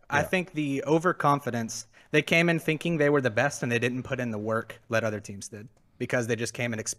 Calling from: Dallas, Texas, United States; Uh, Dallas, Fort Worth.

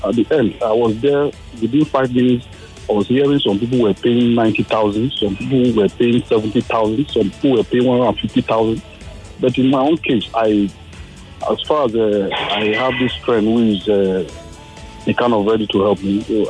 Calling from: Nigeria; I'm calling from Nigeria.

